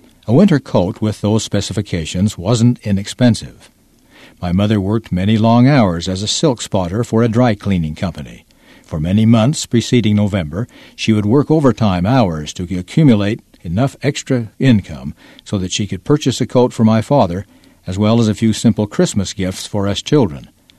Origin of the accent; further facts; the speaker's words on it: Toronto, Ontario, Canada; As a child growing up in Toronto, Ontario, Canada, and as the oldest in my family